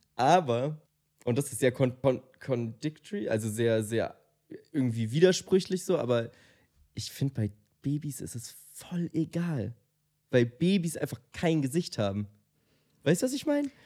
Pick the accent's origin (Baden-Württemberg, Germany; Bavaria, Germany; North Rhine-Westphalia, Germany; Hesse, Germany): Bavaria, Germany; Munich; Ich komme aus München